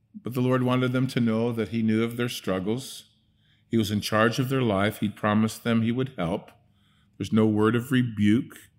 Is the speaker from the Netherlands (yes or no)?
yes; Netherlands; moved away; I grew up in Holland, I could speak Dutch with her